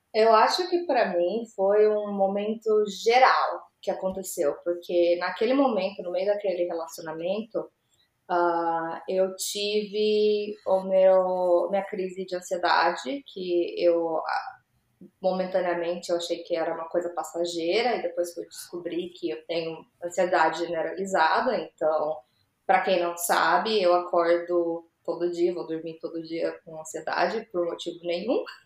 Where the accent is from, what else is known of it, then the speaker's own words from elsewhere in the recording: Mogi Mirim, São Paulo, Brazil; moved away as an adult; also born or lived in Campinas; now in United States; Quando eu tinha uns três anos, a gente mudou para Mojimirim